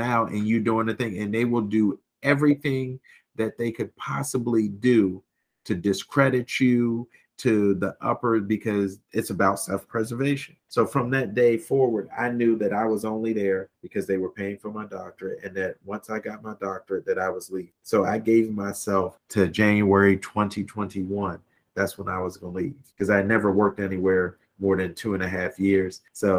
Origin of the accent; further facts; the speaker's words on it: United States; moved away as an adult; I grew up on the Eastern Shore